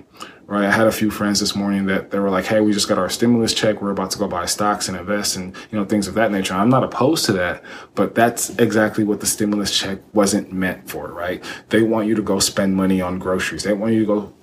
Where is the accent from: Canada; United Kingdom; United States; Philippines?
United States; Texas; I grew up here in Texas